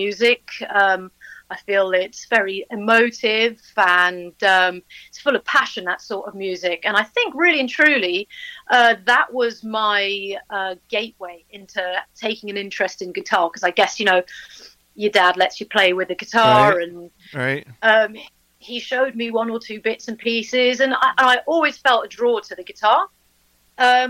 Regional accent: London, United Kingdom; moved away as an adult; now in Buckinghamshire, United Kingdom; I'm a London girl originally

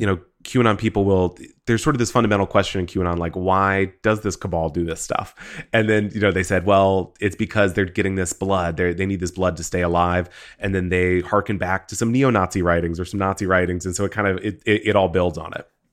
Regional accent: Texas, United States; growing up in Texas

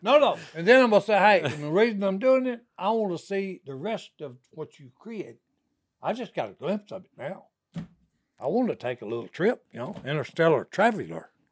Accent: Dixie, Louisiana, United States; we had a pond where we grew up in Dixie, Louisiana.

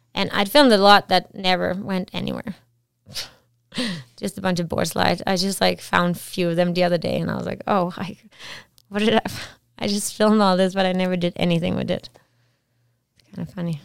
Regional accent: Esbjerg, Southern Denmark, Denmark; moved away as an adult; also born or lived in Whistler, Canada; now in Canada; I'm from a town called Esbjerg. It's like on, on on the water an hour and a half from Germany. And yeah, I grew up there and lived there till I was about twenty

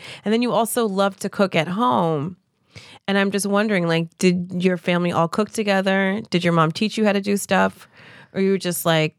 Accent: New Jersey, United States; I'm from Jersey.

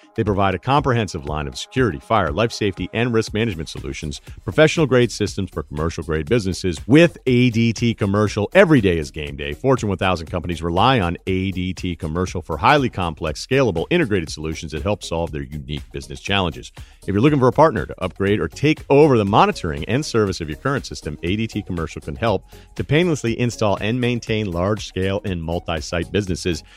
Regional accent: Martha's Vineyard, Massachusetts, United States; born or raised there; also born or lived in Hartford, Connecticut

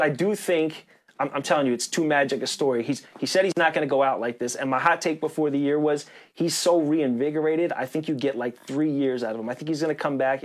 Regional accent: New York, United States; as a New Yorker.

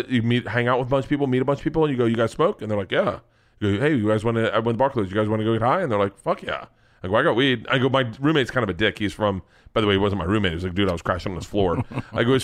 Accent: United States; I'm American

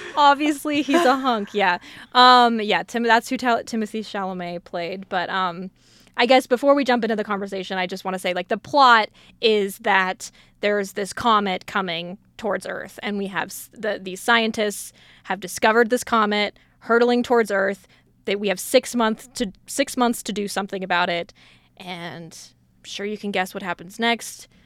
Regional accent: Colorado, United States; even though I grew up in Colorado

